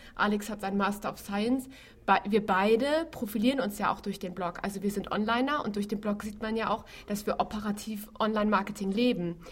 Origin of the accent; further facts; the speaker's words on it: Hamburg, Germany; Ich bin zwar gebürtige Hamburgerin